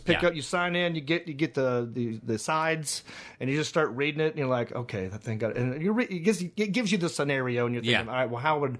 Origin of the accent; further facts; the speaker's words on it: Hickory, North Carolina, United States; I am from Hickory, North Carolina.